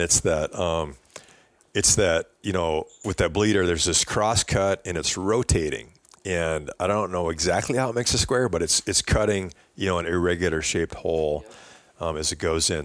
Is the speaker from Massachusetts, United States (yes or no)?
no; Wisconsin, United States; I grew up bow hunting whitetails in Wisconsin